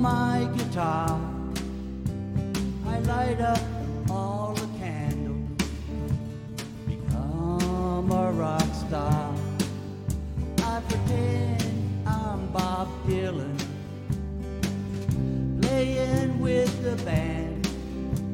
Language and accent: English; Fergus, Ontario, Canada; We're all from Fergus